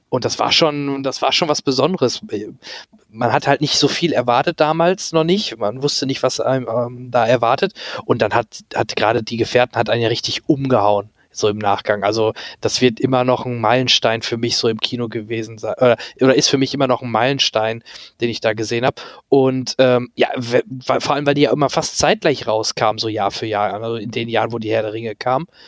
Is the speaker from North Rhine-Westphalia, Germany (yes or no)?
yes; near Dortmund, North Rhine-Westphalia, Germany; ich komme ja der, aus der Nähe aus Dortmund